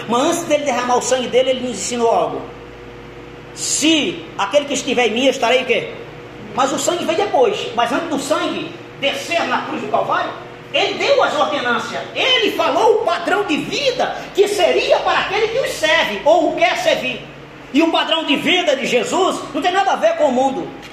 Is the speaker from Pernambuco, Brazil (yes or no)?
yes; Pernambuco, Brazil; now in São Paulo, Brazil; Eu nasci no estado de Pernambuco, moro em São Paulo já há 28 anos, fazer 29 anos